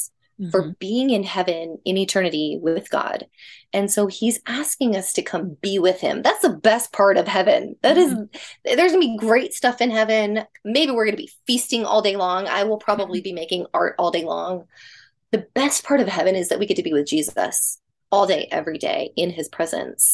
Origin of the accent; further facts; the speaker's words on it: the South, United States; When I was little, I grew up in the South and we went to a Baptist church